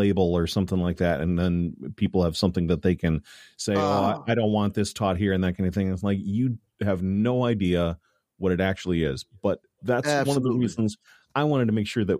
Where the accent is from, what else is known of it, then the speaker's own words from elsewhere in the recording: Chicago, Illinois, United States; I'm from Chicago